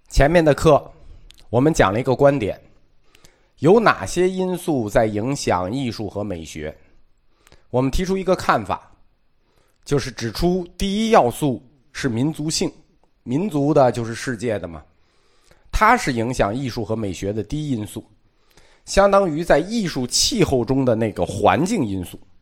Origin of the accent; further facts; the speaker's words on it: China; 我们中国人